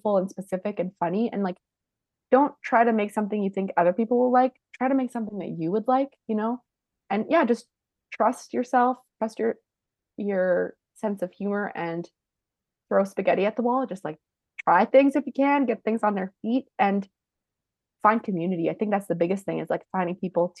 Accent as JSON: {"language": "English", "country": "Canada", "said": "we're Canadian"}